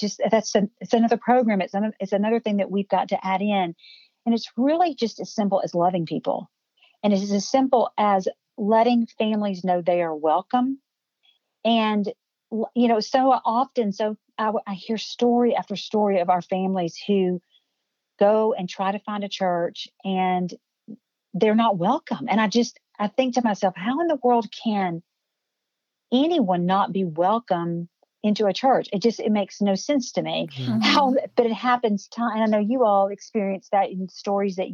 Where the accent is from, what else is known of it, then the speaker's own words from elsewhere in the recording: Cookeville, Tennessee, United States; here in my hometown